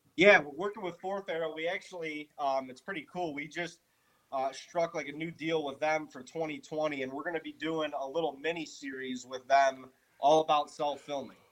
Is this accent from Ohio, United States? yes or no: yes; Ohio, United States; also born or lived in Western New York; we're from Ohio